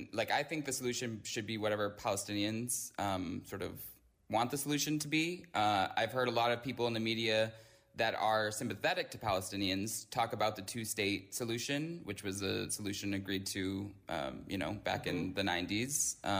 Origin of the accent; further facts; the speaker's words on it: United States; as an American who believes in the First Amendment